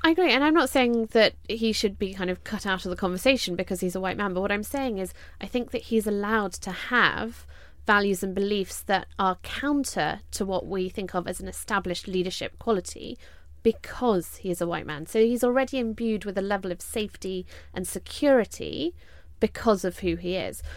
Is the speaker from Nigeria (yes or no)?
no; United Kingdom; three British women